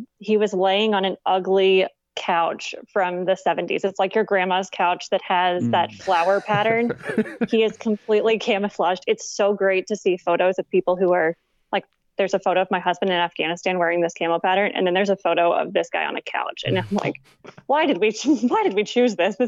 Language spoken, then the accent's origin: English; Clarksville, Tennessee, United States; My hometown of Clarksville, Tennessee